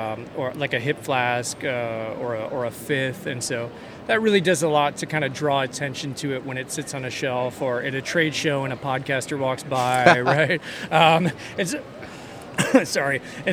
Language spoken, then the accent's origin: English; Austin, Texas, United States; I'm from Austin